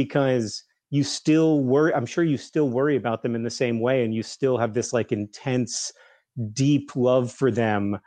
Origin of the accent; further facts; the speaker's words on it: Alabama, United States; I grew up in Alabama